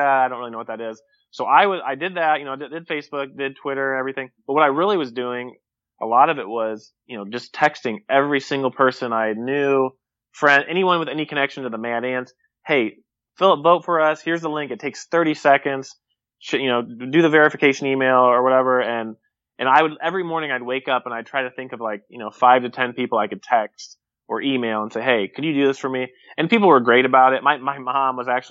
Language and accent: English; Fort Wayne, Indiana, United States; I'm from Fort Wayne.